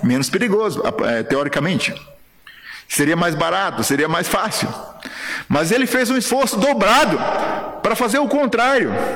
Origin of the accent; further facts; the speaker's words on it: Guarujá, São Paulo, Brazil; moved away as an adult; also born or lived in Paraíba; now in Guinea-Bissau; Eu sou paraibano de nascimento, mas cresci lá no Guarujá.